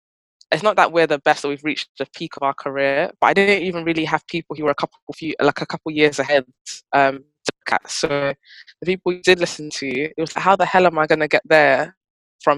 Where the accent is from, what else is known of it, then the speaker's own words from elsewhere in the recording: United Kingdom; being like British born, but your family will not let you forget your roots